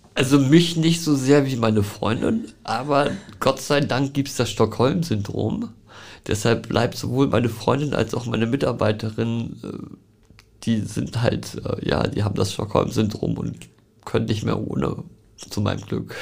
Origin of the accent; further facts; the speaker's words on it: Hamburg, Germany; ich bin geboren in Großborstel